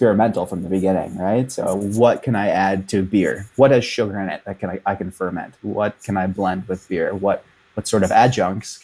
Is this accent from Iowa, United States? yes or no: no; Wisconsin, United States; moved away as an adult; also born or lived in California; now in Kingston, Canada; grew up a lot of my young adult life in Wisconsin